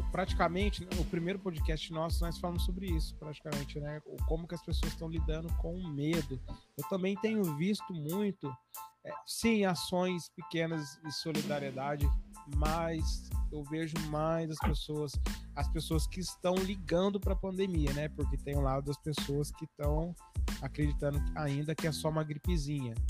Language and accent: Portuguese; interior of São Paulo state, Brazil; sou do interior do, do estado de São Paulo, sou do Paraíba.